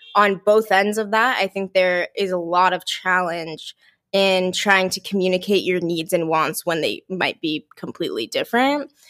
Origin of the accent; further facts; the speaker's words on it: Mountain View, California, United States; I was born and raised in Mountain View